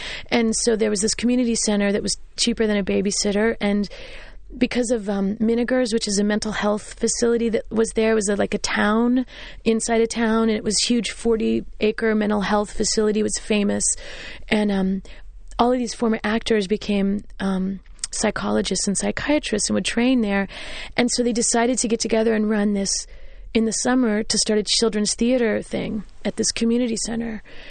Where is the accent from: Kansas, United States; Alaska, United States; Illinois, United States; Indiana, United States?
Kansas, United States; now in New York, United States; it's bigger than the house I grew up in Kansas.